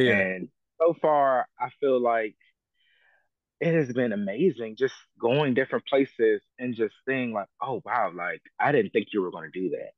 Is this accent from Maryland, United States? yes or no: yes; Prince George's County, Maryland, United States; also born or lived in Silver Spring, Montgomery County, Maryland; I was born in um, um Mo County, um, in Holy Cross Hospital in Silver Spring, but I was raised in um Prince George's County, Maryland